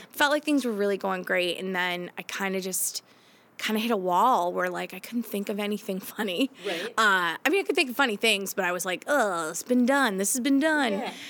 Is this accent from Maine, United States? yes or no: yes; Maine, United States; moved away as an adult; also born or lived in Boston area; now in Boston, United States; So I've lived here for 17 years, I think, and I grew up in Maine. In so Maine. I'm a Mainer